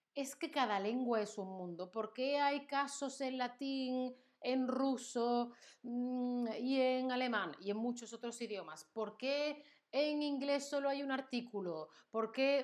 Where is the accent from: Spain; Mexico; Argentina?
Spain; soy española todo el tiempo